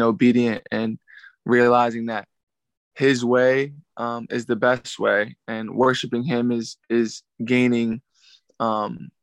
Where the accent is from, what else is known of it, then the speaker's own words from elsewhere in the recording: Philadelphia, Pennsylvania, United States; I'm from Philadelphia, PA, the north/northeast area. Born and raised there.